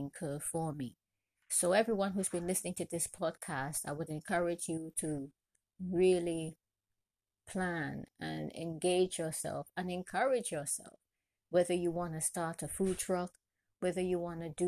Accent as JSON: {"language": "English", "country": "Trinidad & Tobago", "tie": "born or raised there", "said": "I'm originally from Trinidad and Tobago and proud to be Trinidadian from birth"}